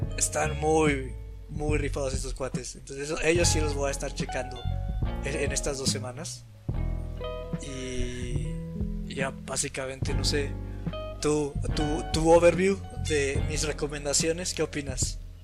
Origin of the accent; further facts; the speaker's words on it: Mexico; soy mexicano